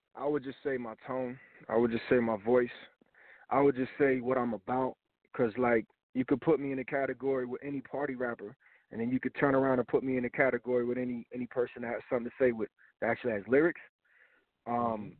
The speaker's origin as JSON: {"language": "English", "town": "Tampa", "region": "Florida", "country": "United States", "also_born_or_lived": "Miami, Florida", "said": "I'm from I'm from Tampa, Florida"}